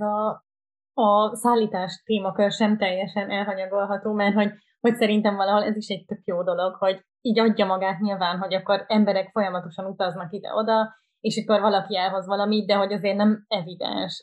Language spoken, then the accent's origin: Hungarian; Budapest, Hungary; moved away as an adult; now in Berlin, Germany; milyen származású vagyok, mondtam, hogy magyar